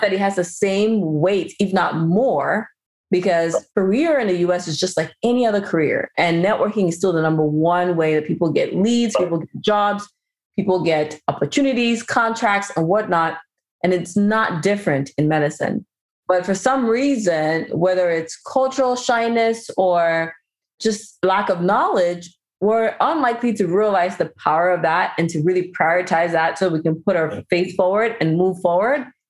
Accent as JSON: {"language": "English", "country": "Cameroon", "said": "I'm also from Cameroon"}